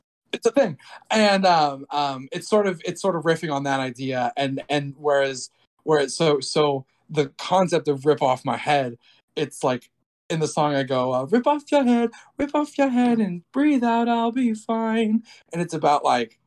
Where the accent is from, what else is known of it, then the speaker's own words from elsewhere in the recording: Brazil; I was born in Brazil